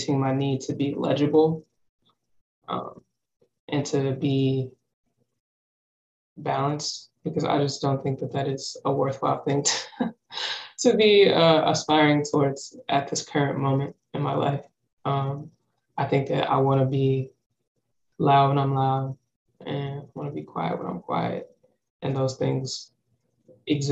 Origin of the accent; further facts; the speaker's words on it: Charlotte, North Carolina, United States; also born or lived in Philadelphia, Pennsylvania; now in Brooklyn, United States; I was born in Charlotte